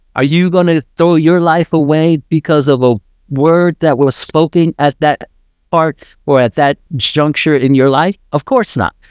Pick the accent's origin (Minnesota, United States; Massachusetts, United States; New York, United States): New York, United States; moved away; I was raised in New York